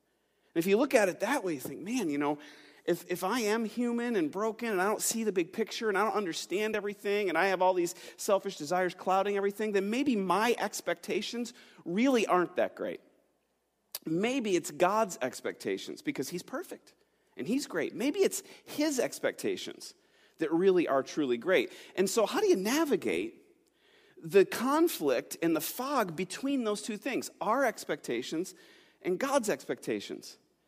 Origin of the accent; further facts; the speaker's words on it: New York, United States; now in Pittsburgh, United States; moving here to Pittsburgh. I'm not from Pittsburgh. I'm from Western New York. And moving here at a young age, just kind of coming to this new place